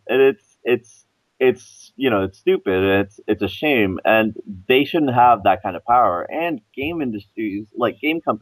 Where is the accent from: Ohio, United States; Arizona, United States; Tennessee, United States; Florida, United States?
Florida, United States; I grew up in Florida